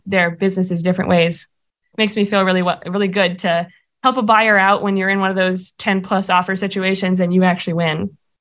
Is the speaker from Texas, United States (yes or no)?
no; Arkansas, United States; moved away as an adult; now in Springfield, United States; my home state of Arkansas